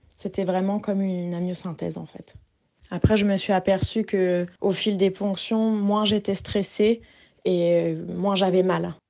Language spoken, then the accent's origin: French; Rouen, Normandy, France; on vient de Rouen